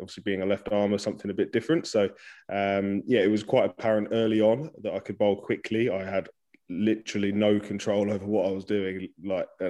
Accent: Suffolk, East of England, United Kingdom; where I grew up in Suffolk

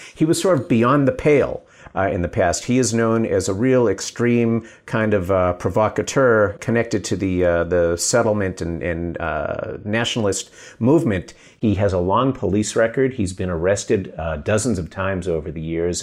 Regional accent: United States; now in Israel; I'm American

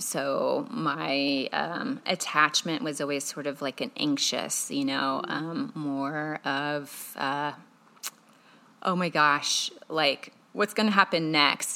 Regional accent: Carmel, Indiana, United States; also born or lived in Chicago, Illinois; I was born in Chicago, Illinois, and then when I was three, I grew up in Carmel, Indiana

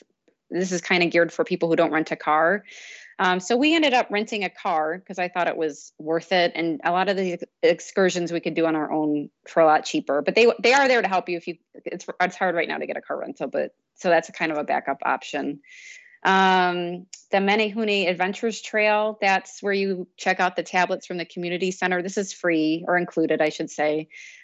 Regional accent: Iowa, United States; And I may just be saying that because I'm from Iowa, but sure.

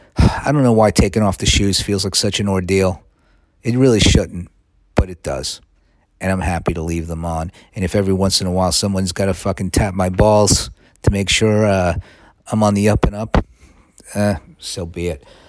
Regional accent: United States; now in London, United Kingdom; I'm an American.

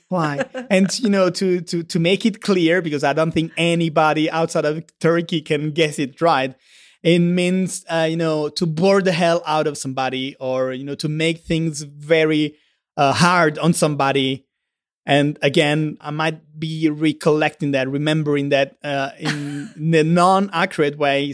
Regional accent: Southern Italy, Italy; accent: Mediterranean; English is a second language; I'm Italian, I'm from the South

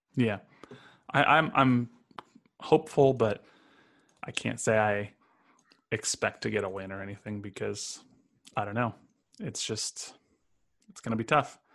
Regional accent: Los Angeles, California, United States; moved away as an adult; now in Kansas City, United States; I grew up in L

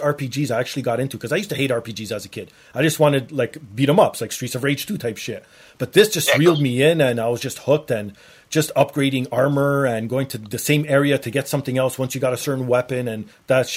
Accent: Canada; being Canadian

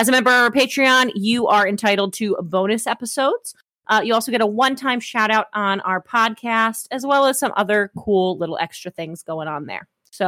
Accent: the South, United States; accent: Southern; Like my real Southern accent, like the one that I use when I talk to Southern people.

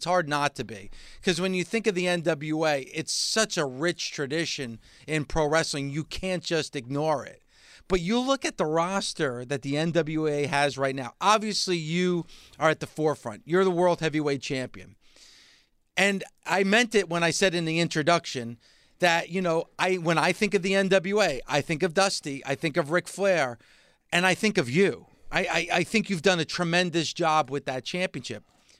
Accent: New Jersey, United States; I'm somebody from New Jersey

